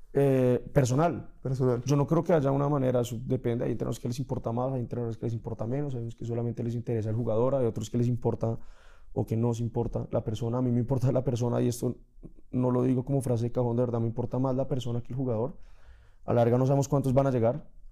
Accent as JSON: {"language": "Spanish", "country": "Colombia"}